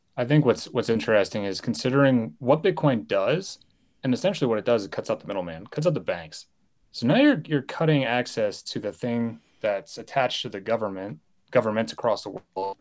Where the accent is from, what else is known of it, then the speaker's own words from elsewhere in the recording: United States; I was born and raised in the United States